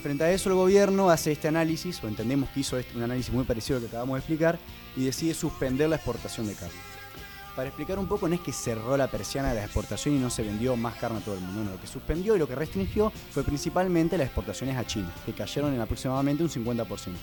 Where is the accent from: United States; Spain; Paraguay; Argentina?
Argentina